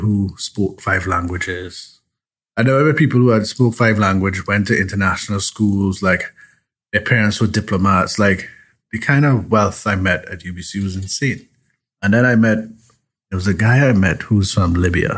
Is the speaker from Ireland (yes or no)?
no; Chaguanas, Trinidad & Tobago; also born or lived in San Fernando, Trinidad and Tobago; now in Toronto, Canada; I lived in Chaguanas, went to school in San Fernando